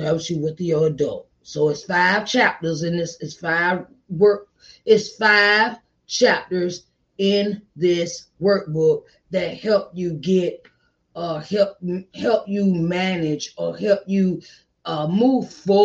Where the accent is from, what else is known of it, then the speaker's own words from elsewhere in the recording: Virginia, United States; my home state in Virginia